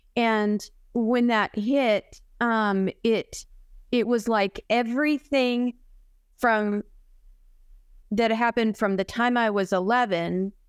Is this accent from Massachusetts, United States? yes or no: no; Arizona, United States; I was born and raised here in Arizona, and my mom and dad lived here.